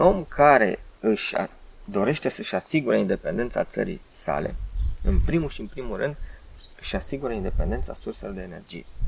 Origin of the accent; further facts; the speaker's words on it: Bucharest, Romania; eu ca bucureștean